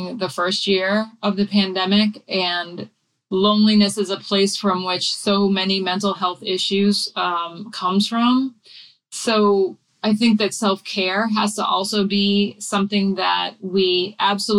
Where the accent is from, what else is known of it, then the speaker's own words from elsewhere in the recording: New England, United States; I grew up in New England